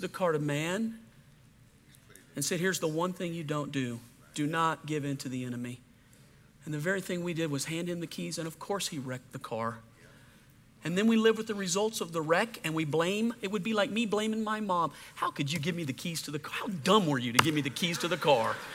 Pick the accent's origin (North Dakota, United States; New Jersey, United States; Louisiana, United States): Louisiana, United States; I grew up in Louisiana.